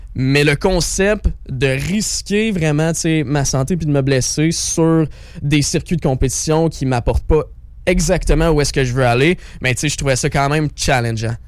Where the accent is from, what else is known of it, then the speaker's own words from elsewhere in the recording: Quebec, Canada; je viens de la région des Sept Chemins. Donc le Montréal, c'est mon hometown.